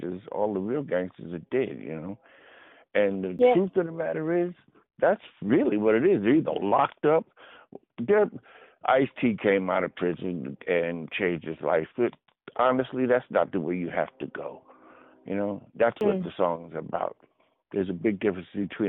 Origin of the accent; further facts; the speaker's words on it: the New York area, United States; moved away; also born or lived in Los Angeles; I grew up in the New York area